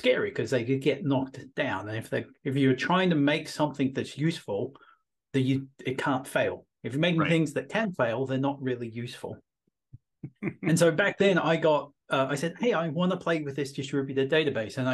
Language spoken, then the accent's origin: English; Australia; moved away as an adult; also born or lived in London, United Kingdom; now in Wellington, New Zealand; I'm originally from Australia